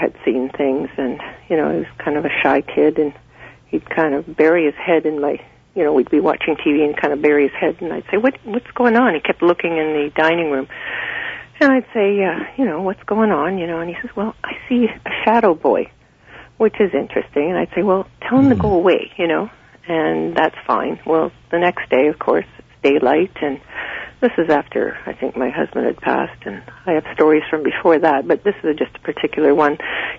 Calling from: Creemore, Ontario, Canada; The Creemore area.

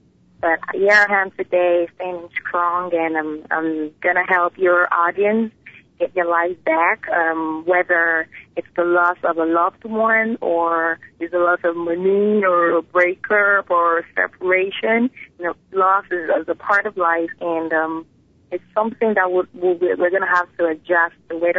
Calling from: Lagos, Nigeria; I'm calling from Lagos, Nigeria.

